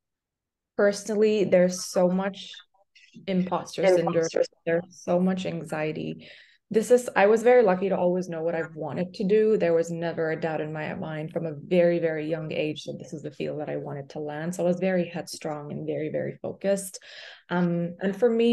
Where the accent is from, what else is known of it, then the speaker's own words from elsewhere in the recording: Pakistan; moved away as an adult; also born or lived in Boston, United States; now in New York, United States; I'm from Pakistan, so I went back home